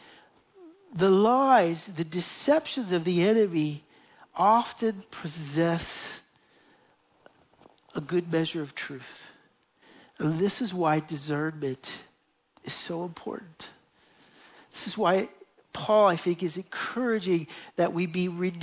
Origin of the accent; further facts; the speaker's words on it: United States; moved away as an adult; now in Jerusalem, Israel; we went back to the United States